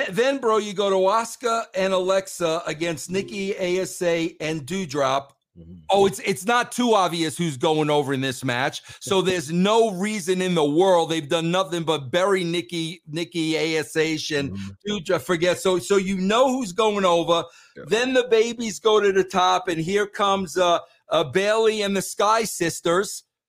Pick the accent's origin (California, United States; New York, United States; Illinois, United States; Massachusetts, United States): New York, United States; Long Island; I grew up in Long Island, New York